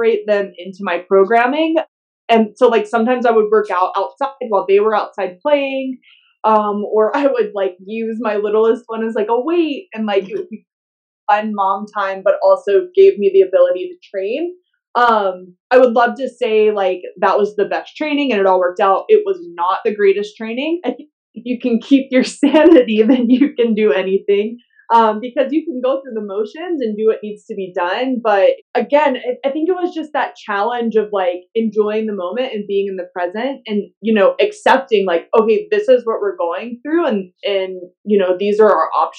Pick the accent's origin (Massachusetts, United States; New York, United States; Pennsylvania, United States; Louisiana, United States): Louisiana, United States; I grew up in the South. I grew up in Louisiana